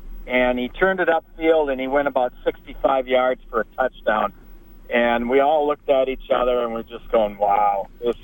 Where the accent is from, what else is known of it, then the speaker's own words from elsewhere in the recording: Willmar, Minnesota, United States; I grew up in Wilmer, Minnesota